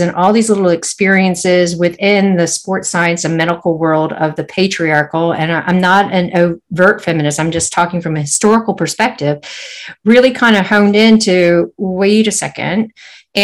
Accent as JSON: {"language": "English", "town": "San Francisco", "region": "California", "country": "United States", "tie": "born or raised there", "moved": "as an adult", "lives_now": "New Zealand", "said": "growing up in San Francisco"}